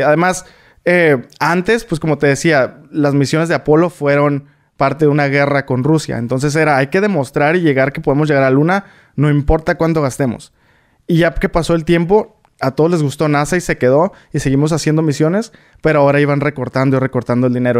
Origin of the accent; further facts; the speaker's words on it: Tijuana, Baja California, Mexico; moved away as an adult; also born or lived in Atlanta, United States; now in United States; Yo soy de Tijuana, pero cuando yo tenía 17 fue cuando dije como, yo quiero estudiar eh, ingeniería espacial